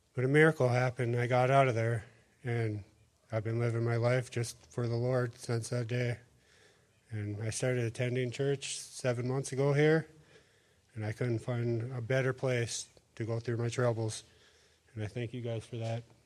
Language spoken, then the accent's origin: English; Brainerd Lakes area, Minnesota, United States; I'm from the Brainerd Lakes area